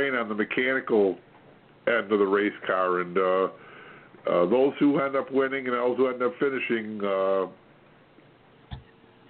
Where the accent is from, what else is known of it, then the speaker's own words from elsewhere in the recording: the North, United States; I'm a Northerner